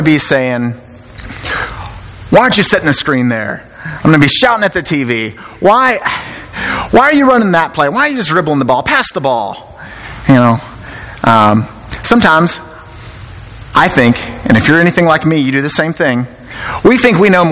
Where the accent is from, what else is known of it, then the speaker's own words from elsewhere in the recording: Memphis, Tennessee, United States; moved away as an adult; now in Alabama, United States; I'm from Memphis